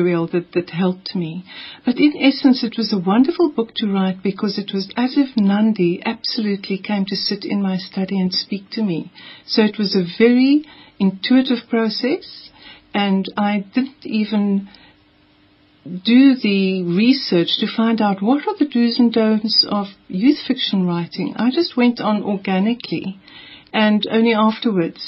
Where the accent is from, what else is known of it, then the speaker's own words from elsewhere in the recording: Kanyamazane, Mpumalanga, South Africa; I grew up in Mpumalanga, where it's set, and in Kanyamazan, near Nelspruit.